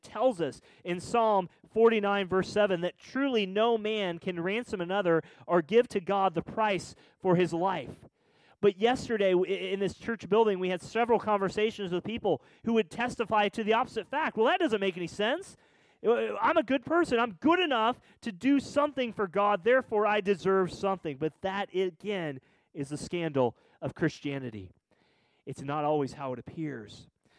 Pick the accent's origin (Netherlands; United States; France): United States; Missouri; You know, I'm from Missouri. I played football. I like cars.